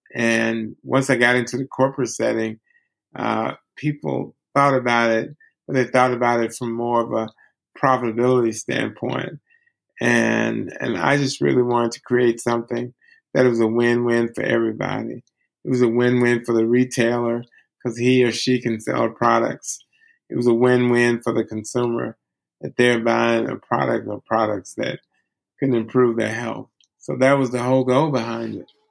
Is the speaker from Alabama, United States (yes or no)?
yes; Alabama, United States; I grew up in Alabama